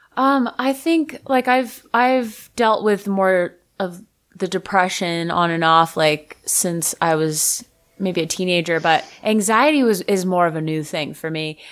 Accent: Fort Lauderdale, Florida, United States; moved away; also born or lived in Nashville; I'm from Fort Lauderdale

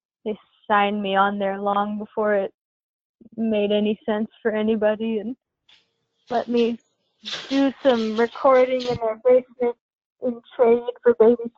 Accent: La Conner, Washington, United States; born or raised there; moved away as an adult; now in Portland, United States

